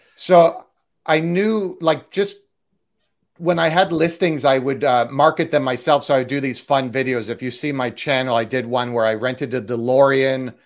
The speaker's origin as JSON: {"language": "English", "country": "Canada", "also_born_or_lived": "Toronto", "moved": "yes", "lives_now": "Los Angeles, United States", "said": "I'm Canadian, so I was in Toronto"}